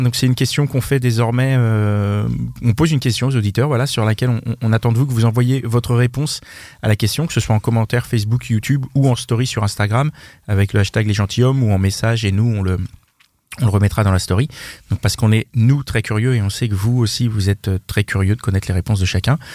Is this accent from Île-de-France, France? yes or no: yes; Paris, Île-de-France, France; on est trop souvent taxé d'être trop parisien, mais c'est peut-être parce qu'on est parisien